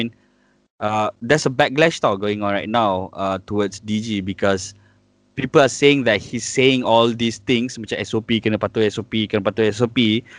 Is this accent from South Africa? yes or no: no; Malaysia; I'm Malaysian.